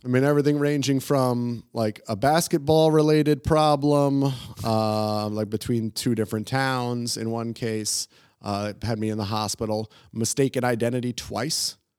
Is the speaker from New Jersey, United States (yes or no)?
yes; New Jersey, United States; moved away as an adult; also born or lived in New York / Guadalajara, Mexico / Spain; now in Prague, Czech Republic; growing up in New Jersey and then also in New York as a, you know, a young adult